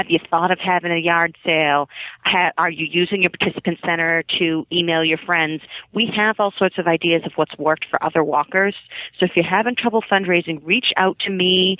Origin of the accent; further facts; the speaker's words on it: Quincy, Massachusetts, United States; I'm from Quincy